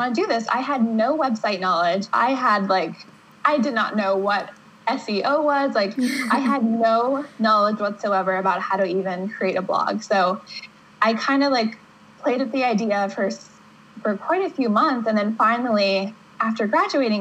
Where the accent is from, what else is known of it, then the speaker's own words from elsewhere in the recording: Pittsburgh, Pennsylvania, United States; moved away as an adult; now in New Hampshire, United States; I grew up in Pittsburgh, Pennsylvania